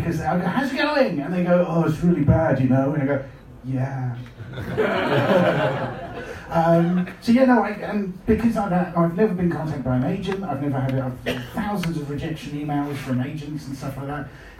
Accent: United Kingdom; sorry, this is going to sound, I'm incredibly British.

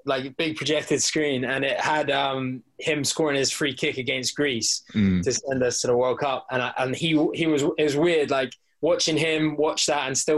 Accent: South West England, United Kingdom; I guess growing up in Cornwall as well, like we don't really get starstruck, I think, people from Cornwall so much.

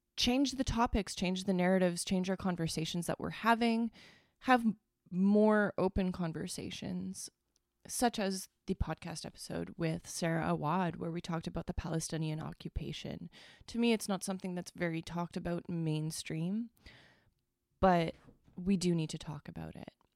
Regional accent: Northern Ontario, Canada; I am from Northern Ontario

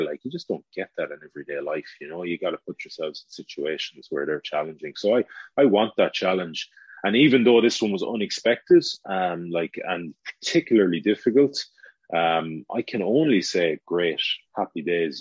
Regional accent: Galway, Connacht, Ireland; our hometown, Galway

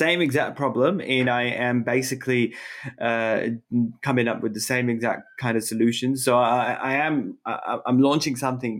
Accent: Australia; look, I'm Australian. I like surfing it.

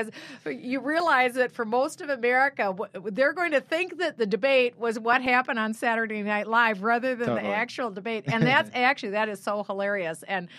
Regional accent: Iowa, United States; I was born in Iowa and I was from Iowa.

